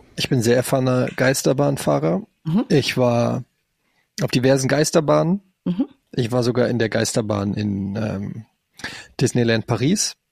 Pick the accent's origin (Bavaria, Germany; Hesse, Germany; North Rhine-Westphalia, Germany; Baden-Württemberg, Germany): Hesse, Germany; Frankfurt; now in Hamburg, Germany; Also ich bin in Frankfurt aufgewachsen